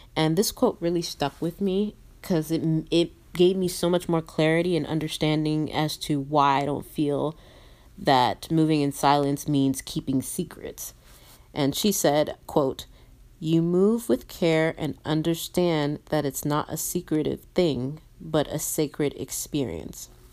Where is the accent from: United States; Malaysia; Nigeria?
Nigeria; I'm a Nigerian